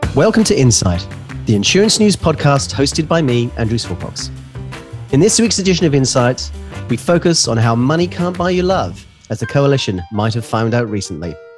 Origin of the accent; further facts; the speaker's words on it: New Zealand; accent: New Zealand; my New Zealand accent